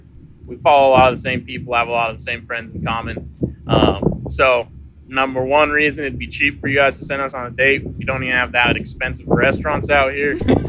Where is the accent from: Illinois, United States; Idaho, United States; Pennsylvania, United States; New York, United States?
Idaho, United States; Southern; I'm also from Southern Idaho.